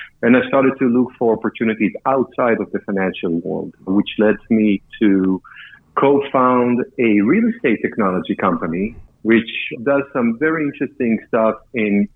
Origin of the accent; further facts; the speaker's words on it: Israel; moved away as an adult; now in New York, United States; Israeli, started my training in the Israeli capital market